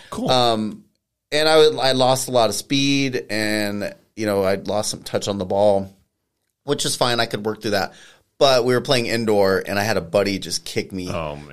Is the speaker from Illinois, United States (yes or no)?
no; Colorado Springs, Colorado, United States; also born or lived in California / Japan; now in Pueblo, United States; I'm originally from Colorado Springs.